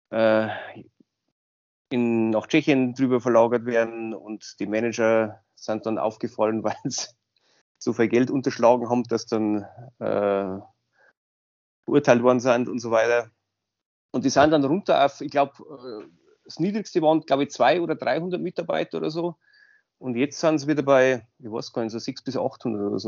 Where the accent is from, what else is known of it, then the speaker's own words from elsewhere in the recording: Zwiesel, Bavaria, Germany; now in Landshut, Germany; Also ich komme aus Landshut, ursprünglich aus Zwiesel.